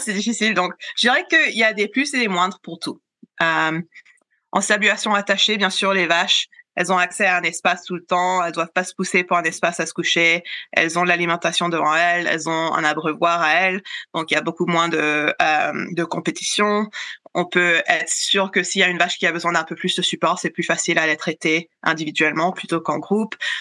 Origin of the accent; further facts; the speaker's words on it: Canada; chez nous au Canada